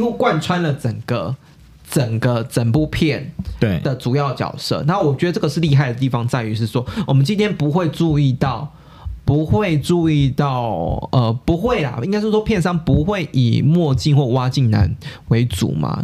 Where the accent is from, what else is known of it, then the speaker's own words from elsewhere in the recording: Taiwan; 根植于我们台湾人观众那个那个心中的印象其实是不变的